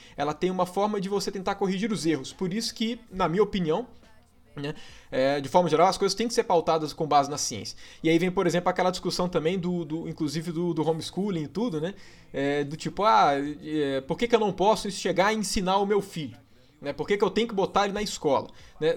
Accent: Minas Gerais, Brazil; accent: mineiro

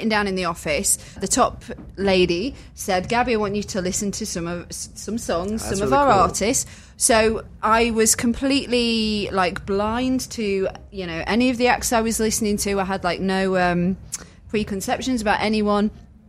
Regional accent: United Kingdom; now in Nashville, United States; I am British, so therefore I've not got, you know, the Tennessee drawl or anything.

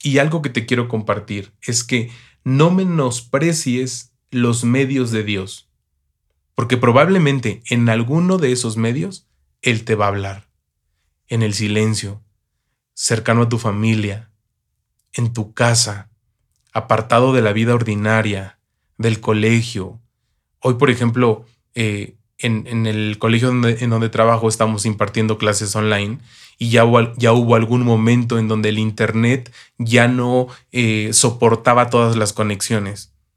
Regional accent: Mexico; yo soy mexicano

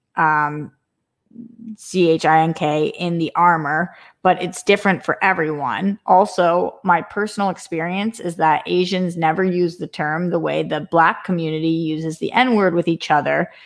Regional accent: Boston, Massachusetts, United States; growing up in Boston, where everybody's like, fuck this and fuck

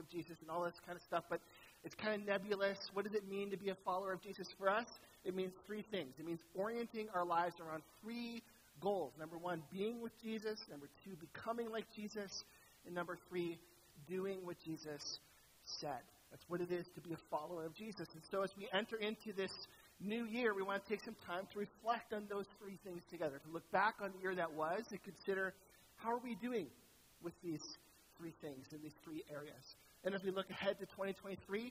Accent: St. Catharines, Ontario, Canada; I was from St. Catharines, home of Walter Ostenick

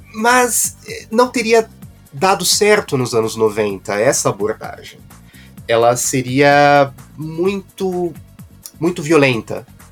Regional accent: Brazil; nós que, que somos é, brasileiros

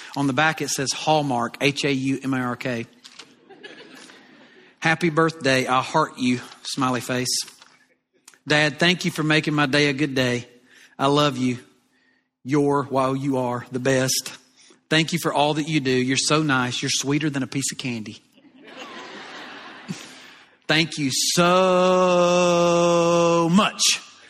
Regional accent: the South, United States; accent: southern; And from time to time, you know, I'll get teased a little bit about my southern accent.

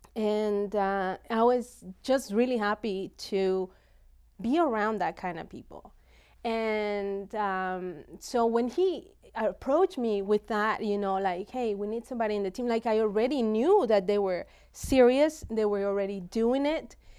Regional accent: Mexico; moved away; I grew up in Mexico

